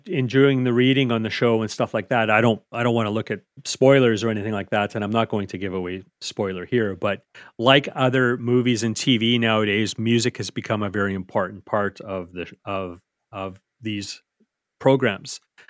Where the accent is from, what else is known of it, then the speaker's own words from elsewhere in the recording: Canmore, Alberta, Canada; a good part of it was filmed in Canmore. So my hometown.